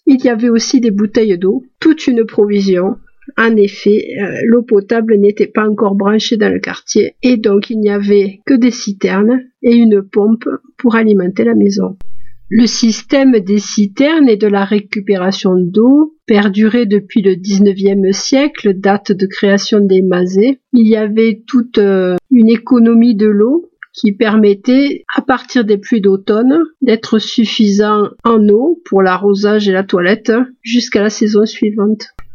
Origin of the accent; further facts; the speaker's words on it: Nîmes, Occitania, France; je suis née à Nîmes, pays de canicule si l'année.